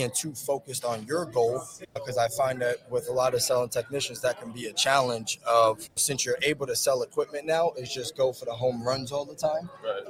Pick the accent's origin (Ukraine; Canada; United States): United States; New York City, New York; moved away as an adult; now in Texas, United States; I was born and raised in New York City and moved over to Texas 4 years ago with my family